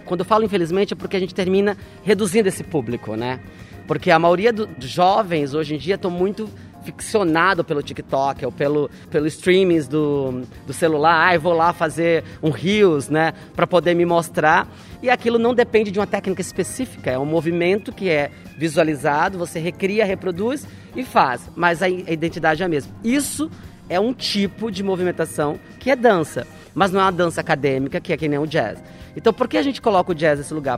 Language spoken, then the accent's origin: Portuguese; Northeast Region, Brazil; Sendo nordestino também